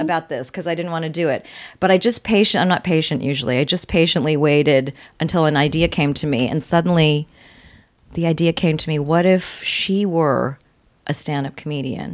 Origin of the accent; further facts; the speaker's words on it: Virginia, United States; I was born in Virginia